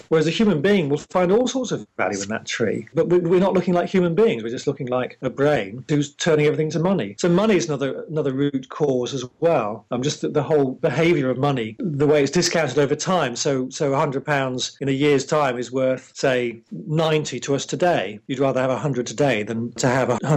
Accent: England, United Kingdom; I'm English

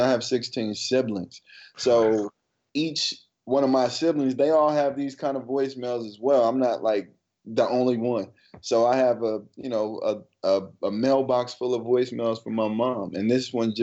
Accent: Ferguson, Missouri, United States; now in New York City, United States; growing up in Ferguson, you know, not necessarily growing up in Ferguson, coming from Ferguson

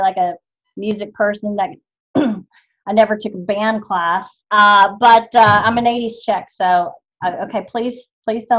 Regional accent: White Settlement, Texas, United States; also born or lived in Dallas; now in Fort Worth, United States; I'm from White Settlement, right? I now live in Fort Worth

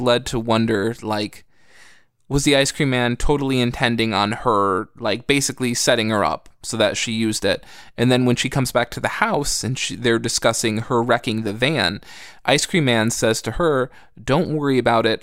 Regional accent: United States; I grew up in America.

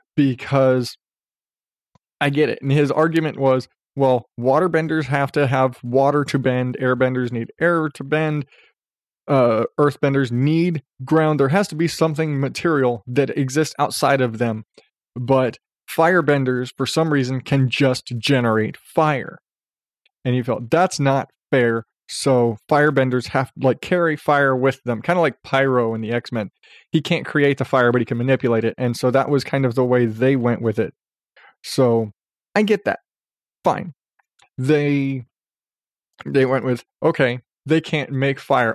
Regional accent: Arizona, United States; I grew up in Arizona

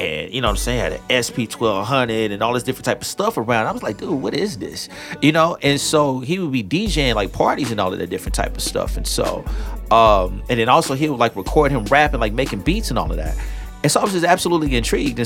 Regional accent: University City, Missouri, United States; also born or lived in Seattle; I'm from St. Louis, straight out of U City

